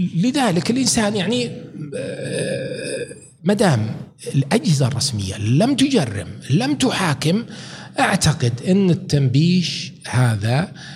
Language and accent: Arabic; Saudi Arabia; انا من المملكه العربيه السعوديه